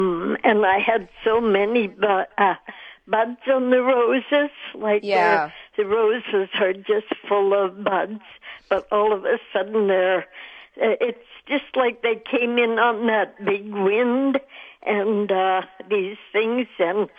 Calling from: Winnipeg, Manitoba, Canada

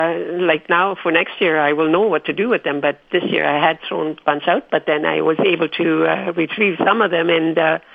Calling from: Winnipeg, Manitoba, Canada

